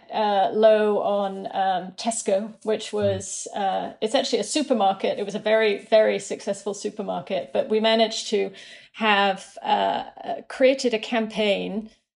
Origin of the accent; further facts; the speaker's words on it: United Kingdom; moved away as an adult; also born or lived in London; now in Brooklyn, United States; as a British account handler.